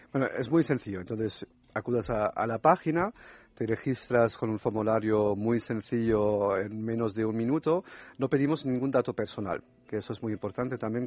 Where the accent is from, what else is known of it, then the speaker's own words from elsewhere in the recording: France; Spanish is a second language; moved away; yo soy francés también